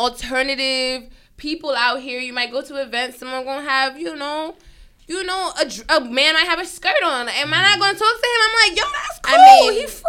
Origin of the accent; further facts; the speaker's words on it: New York, United States; We're from New York, okay? We're all artists in New York, okay?